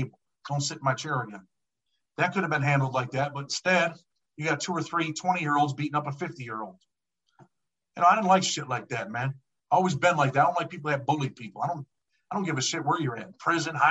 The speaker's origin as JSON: {"language": "English", "town": "Rochester", "region": "New York", "country": "United States", "tie": "born or raised there", "said": "I'm from Western New York. I'm from Rochester, New York. Mm-hmm. I grew up poor."}